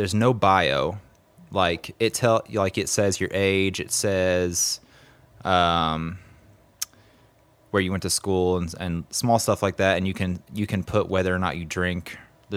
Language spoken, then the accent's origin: English; Kentucky, United States; I'm from Kentucky